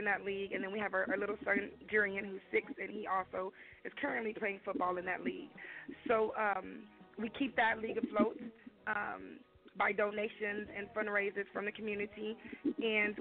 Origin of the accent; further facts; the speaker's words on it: Lexington, United States; now in Rockdale; I am originally from Lexington, which is where my grandfather was